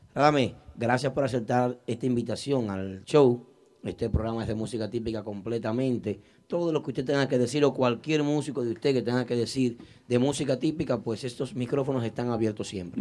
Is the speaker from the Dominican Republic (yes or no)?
yes; Santiago de los Caballeros, Santiago, Dominican Republic; yo soy de Bellavista también, Santiago.